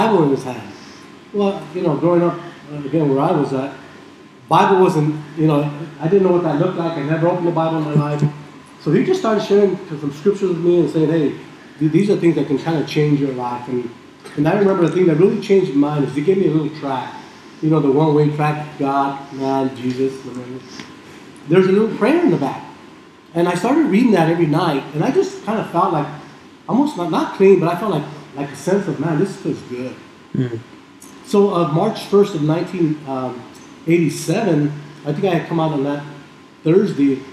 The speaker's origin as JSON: {"language": "English", "town": "Tucson", "region": "Arizona", "country": "United States", "tie": "born or raised there", "said": "growing up in Tucson, you've got to be a U of A athlete or a fan anyway"}